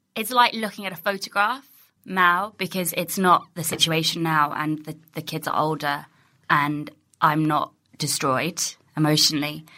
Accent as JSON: {"language": "English", "town": "Ealing", "region": "London", "country": "United Kingdom", "tie": "born or raised there", "also_born_or_lived": "Pinner", "said": "I grew up in Ealing"}